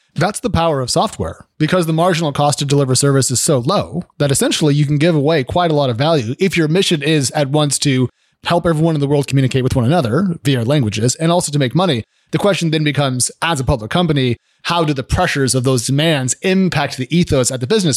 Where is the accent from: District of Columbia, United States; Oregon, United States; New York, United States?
Oregon, United States; I grew up in Oregon on a house that had a well because we were out, uh, out of town a little bit